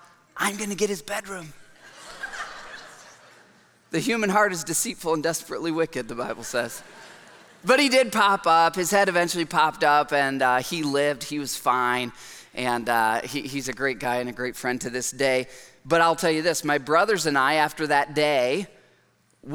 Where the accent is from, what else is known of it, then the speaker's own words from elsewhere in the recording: Michigan, United States; I grew up in Michigan and I'm the youngest of four boys